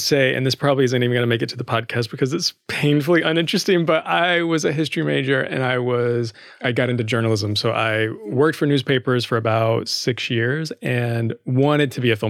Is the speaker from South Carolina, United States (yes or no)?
yes; South Carolina, United States; Yeah, super rural South Carolina. Like an hour from Aiken or hour from Augusta, Georgia.